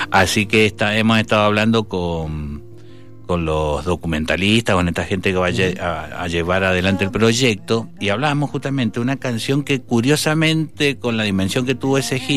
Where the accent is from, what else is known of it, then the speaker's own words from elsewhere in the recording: Guayaquil, Guayas, Ecuador; born there; yo tendría que haber nacido en Valentín Alcina, nací en Guayaquil por una gira de mis viejos pero mi vieja porteña